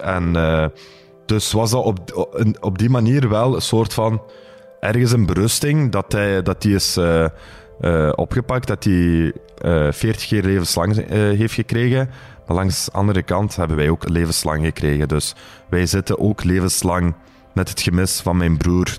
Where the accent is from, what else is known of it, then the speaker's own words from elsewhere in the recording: Belgium; we wonen hier, we zijn van hier. we hebben roots in Turkije, we zijn van Turkse afkomst, maar we zijn Belgische Turken